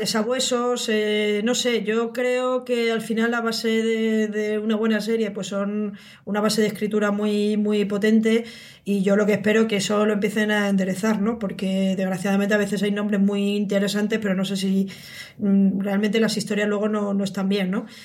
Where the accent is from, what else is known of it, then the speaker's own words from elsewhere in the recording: Spain; pues somos españoles